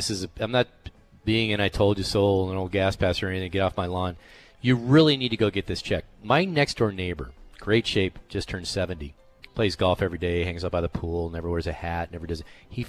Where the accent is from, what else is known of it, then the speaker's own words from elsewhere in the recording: Southern California, United States; back when I grew up in Southern California